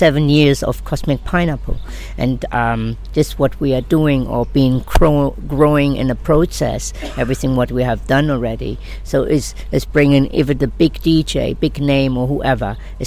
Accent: Germany; moved away as an adult; now in Ibiza, Spain; I'm from Germany. So I born there.

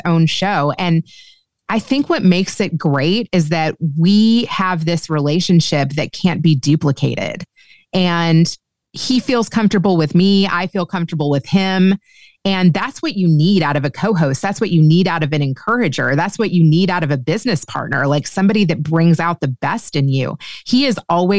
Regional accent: Kentucky, United States; moved away as an adult; also born or lived in Los Angeles, United States; I grew up Jewish in Kentucky

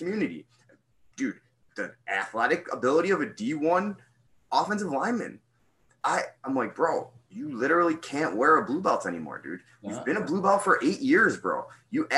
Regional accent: United States; I'm an American guy

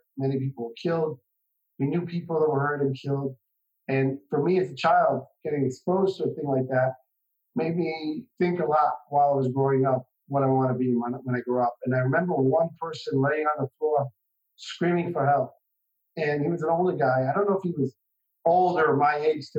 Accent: Jerusalem, Jerusalem District, Israel; I was born and raised here in Israel, in Jerusalem, in a little tiny community in Jerusalem called Beit Haggai

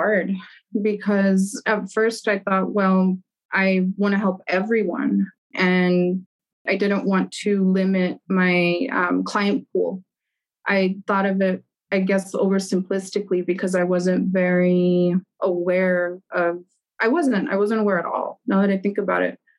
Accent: Germany; now in El Paso, United States; So there's also like that personal part where I grew up in Germany.

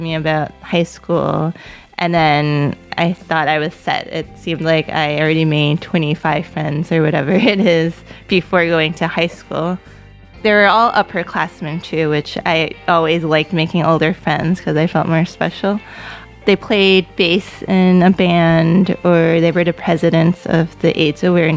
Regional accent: New York City, New York, United States; first language Cantonese; English is a second language; I was born in Queens. My parents were from China

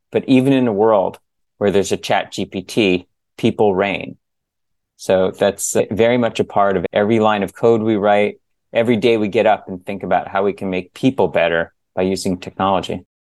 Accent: San Diego, California, United States; moved away as an adult; also born or lived in New Jersey / Bay Area; I was born in New Jersey, grew up in San Diego

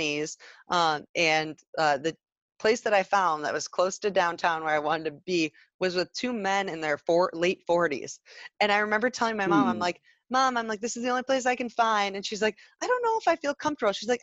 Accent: Traverse City, Michigan, United States; moved away as an adult; also born or lived in Grand Rapids; I was back up in my hometown of Traverse City

